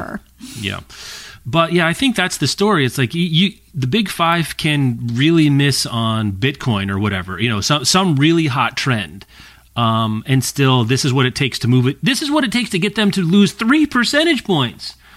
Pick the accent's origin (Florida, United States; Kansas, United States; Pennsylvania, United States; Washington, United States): Kansas, United States; Lawrence; my hometown of Lawrence and its county